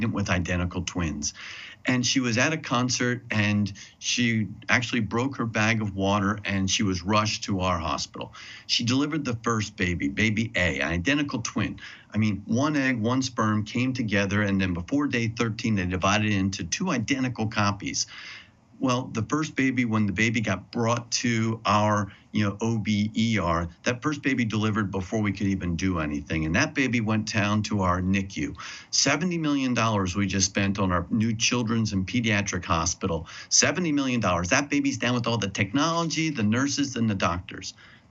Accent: New Jersey, United States; my home state of New Jersey

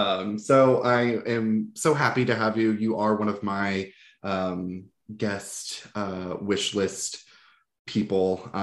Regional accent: Florida, United States; also born or lived in North Carolina; I'm from Florida

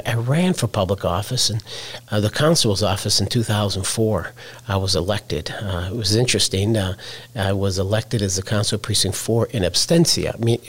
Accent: Wisconsin, United States; moved away as an adult; also born or lived in Fort Bend County, Texas; now in Texas, United States; I said north of Dallas, which is the state of Wisconsin. So I was born and raised in Wisconsin and moved down here almost 30 years ago with my identical twin brother.

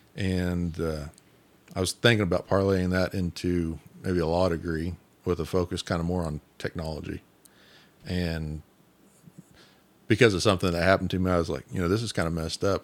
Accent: Independence, Kansas, United States; also born or lived in Coffeyville, Kansas; I grew up in Independence

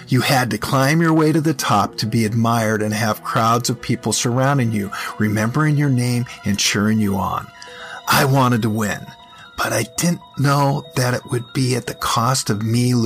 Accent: Portland, Oregon, United States; Polybius came to the city where I grew up in Portland, Oregon.

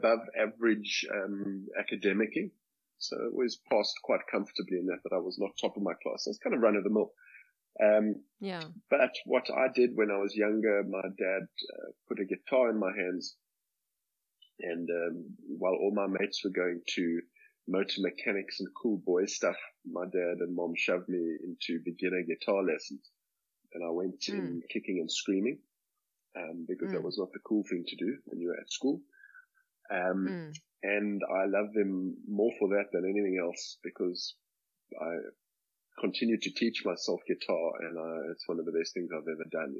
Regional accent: Cape Town, Western Cape, South Africa; I grew up in Cape Town, born and bred in Cape Town.

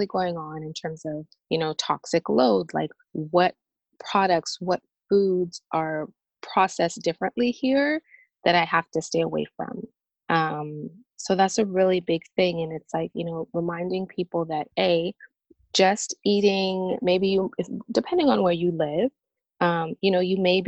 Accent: Canada; moved away as an adult; now in Nashville, United States; I'm Canadian and I actually relocated from Canada to the US. I'm now living near Nashville, Tennessee

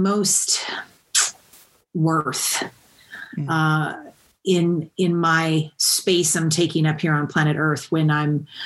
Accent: Kentucky, United States; I grew up in Kentucky. So the South or the Midwest, depending on how you look at it

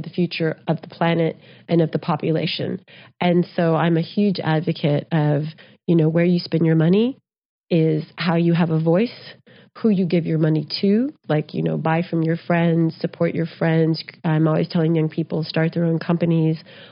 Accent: Texas, United States; also born or lived in New Mexico; I grew up in Texas and New Mexico

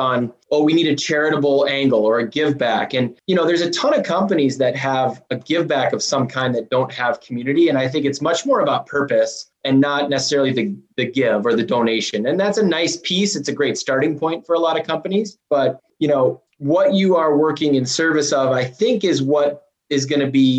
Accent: Minnesota, United States; accent: Minnesotan; we certainly sound like Canadians. A lot of Minnesotans do. It depends like who I'm talking to, how bad that accent's gonna get.

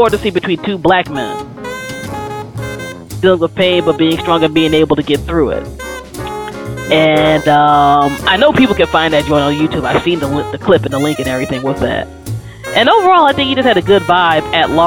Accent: Maryland, United States; moved away; also born or lived in New York area; I grew up in Maryland

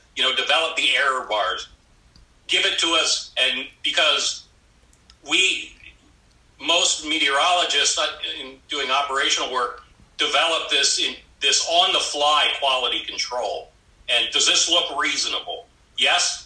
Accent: South Central Pennsylvania, United States; now in Alaska, United States; I was born and raised in South Central Pennsylvania.

